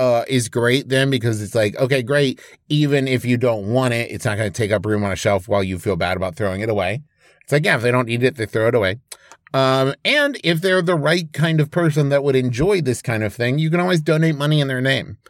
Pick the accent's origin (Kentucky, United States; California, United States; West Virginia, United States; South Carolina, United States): West Virginia, United States; Huntington; moved away; my hometown of Huntington, West Virginia